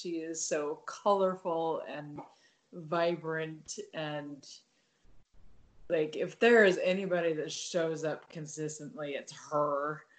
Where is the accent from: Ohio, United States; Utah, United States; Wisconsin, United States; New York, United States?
Utah, United States; well, when I was growing up in Utah, it was the gay Denny's in Salt Lake City